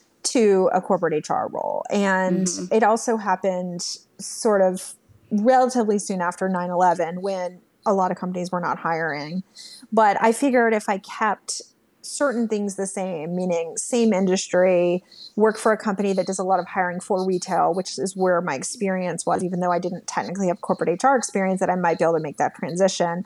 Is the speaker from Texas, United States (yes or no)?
yes; Texas, United States; moved away as an adult; also born or lived in New York City; a girl growing up in Texas